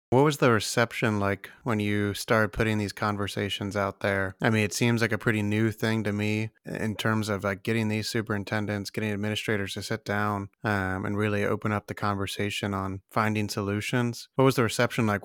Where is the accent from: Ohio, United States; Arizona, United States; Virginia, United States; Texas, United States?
Ohio, United States; Ohio, my home state.